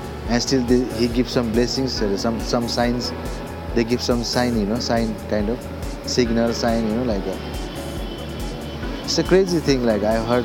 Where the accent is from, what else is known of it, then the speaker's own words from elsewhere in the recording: Kalimpong, West Bengal, India; first language Nepali; English is a second language; moved away as an adult; also born or lived in Darjeeling / Pokhara, Nepal / Lyon, France; From my hometown, Kalimpong